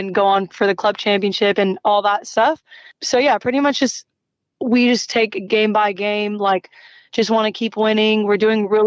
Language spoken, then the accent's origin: English; United States; also born or lived in Palestine; now in Australia; I'm actually a Palestinian first and then I'm American